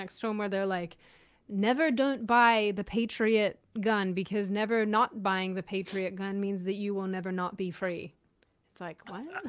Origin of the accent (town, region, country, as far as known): Australia; moved away; also born or lived in Auckland